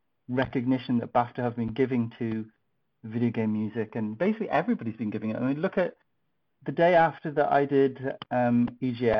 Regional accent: Dublin, Leinster, Ireland; also born or lived in Melbourne; now in Leeds, United Kingdom; I'm originally from Dublin.

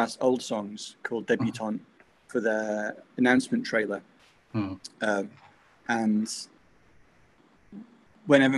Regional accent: Manchester, North West England, United Kingdom; now in Sheffield, United Kingdom; I'm from Manchester originally.

